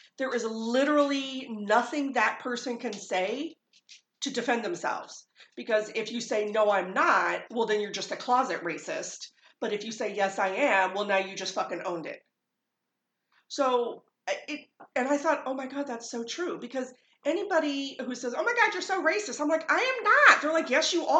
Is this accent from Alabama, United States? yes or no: no; New Jersey, United States; What am I, a New Jerseyan?